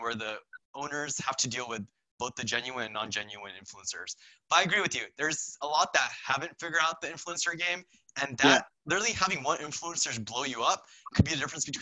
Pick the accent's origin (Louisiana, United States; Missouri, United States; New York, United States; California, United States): California, United States; Santa Clarita Valley, Los Angeles; So I'm from the Santa Fe Valley